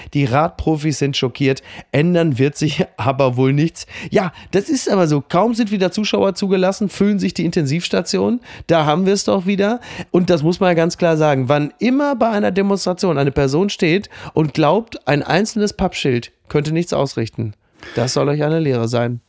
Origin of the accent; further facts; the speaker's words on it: Germany; als Deutscher